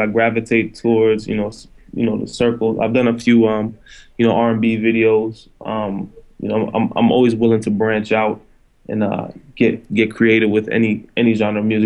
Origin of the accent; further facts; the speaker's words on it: Silver Spring, Maryland, United States; also born or lived in Philadelphia; now in New York, United States; I'm actually from Silver Spring, Maryland, which is right outside of D.C.